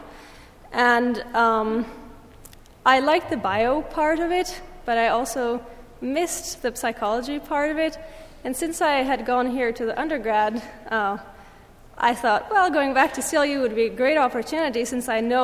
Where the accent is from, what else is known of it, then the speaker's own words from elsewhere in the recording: Lake Geneva area, French-speaking Switzerland, Vaud, Switzerland; moved away as an adult; also born or lived in England; now in United States; I am from Switzerland. I come from a small village on the Lake of Geneva, between Geneva and Lausanne in the French-speaking part of Switzerland.